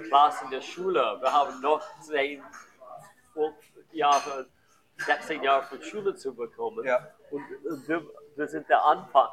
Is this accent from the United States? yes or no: yes; United States; German is a second language; moved away as an adult; also born or lived in Tallinn; now in Germany